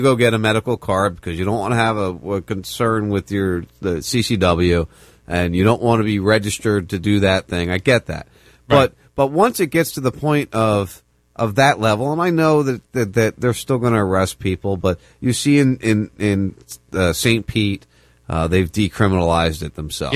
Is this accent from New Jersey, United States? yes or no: yes; right outside Camden, New Jersey, United States; I grew up in New Jersey. I grew up right outside Camden